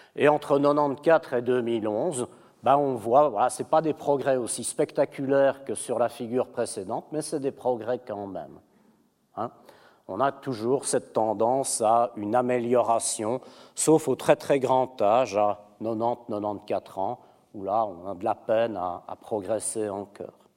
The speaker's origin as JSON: {"language": "French", "country": "Belgium", "moved": "yes", "lives_now": "Switzerland", "said": "je suis belge"}